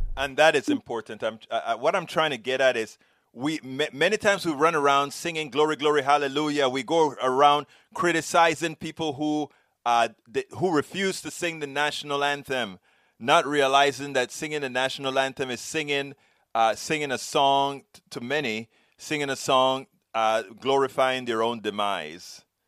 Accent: Panama; I'm from Panama

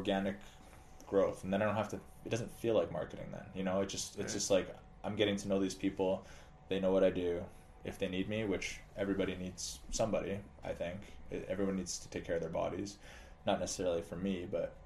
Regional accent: Alberta, Canada; now in Twin Cities, United States; I'm from Alberta, Canada, so we moved here and we didn't know anybody

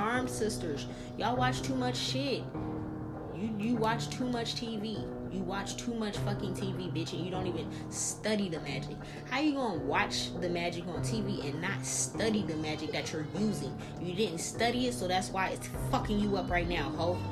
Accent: New Orleans, Louisiana, United States; moved away; I'm from New Orleans. I was walking around with a fucking pit bull and a Rottweiler at 4 or 5 years old

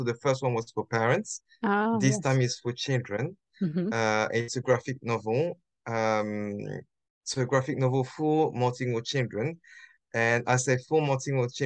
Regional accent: France; English is a second language; now in London, United Kingdom; I'm half French, half Japanese. I grew up in France.

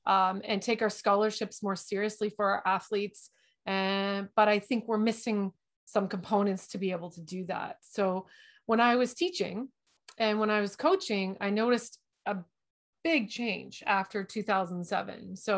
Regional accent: London, Ontario, Canada; I think I'm from London, Ontario. We're in Canada.

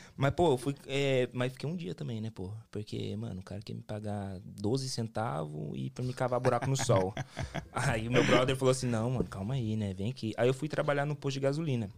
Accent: Londrina, Paraná, Brazil; moved away as an adult; now in Cape Cod, United States; eu sou do Paraná, pô, sou do Paraná, sou de Londrina

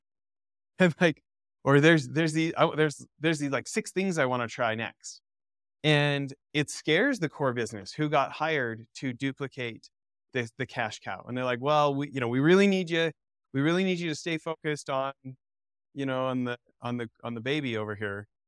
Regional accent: Alberta, Canada; I grew up in Alberta

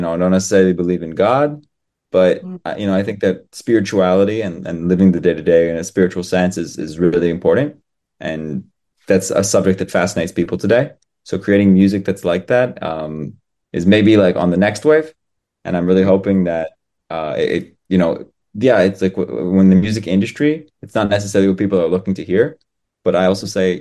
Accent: Colorado, United States; first language English; moved away as an adult; now in Israel; I was born in Colorado, so the mountain

